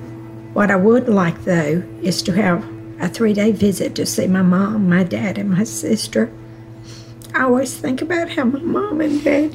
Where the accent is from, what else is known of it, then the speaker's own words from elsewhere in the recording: Perdido, Alabama, United States; I'm Omar's mother. I'm from Perdido, Alabama. It's a little country town.